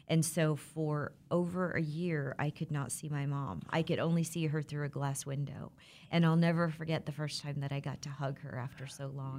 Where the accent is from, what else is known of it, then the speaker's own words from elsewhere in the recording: Le Mars, Iowa, United States; now in Wichita, United States; I'm originally from Iowa. I was born and raised in a small town